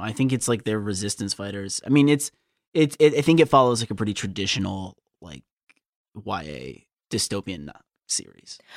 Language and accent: English; United States; I am an American